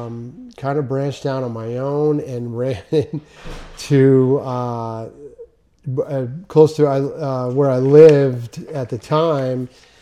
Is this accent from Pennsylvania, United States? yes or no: yes; Reading, Pennsylvania, United States; moved away as an adult; now in Jacksonville, United States; I was born and raised in Reading, Pennsylvania.